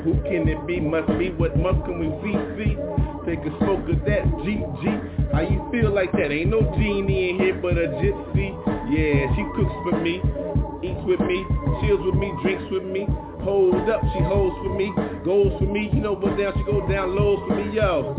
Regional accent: East Coast, United States; now in California, United States; I'm from the East Coast, yo, loving California, though.

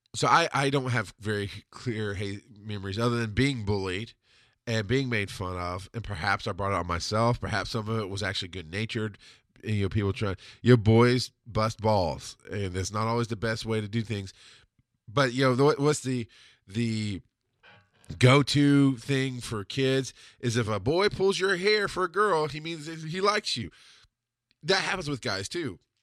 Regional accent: the South, United States; also born or lived in Camilla, Georgia; This was how I was raised in the South

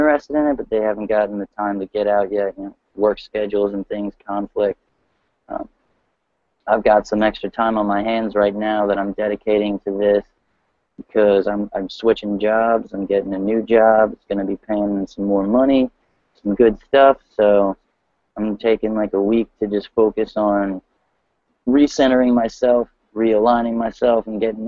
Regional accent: Newark, Delaware, United States; I'm from Newark, Delaware

